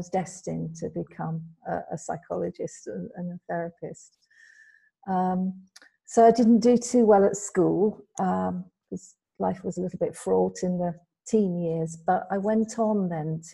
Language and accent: English; United Kingdom; moved away as an adult; now in Spain; Yes, so originally I'm from the UK. I was brought up in the UK.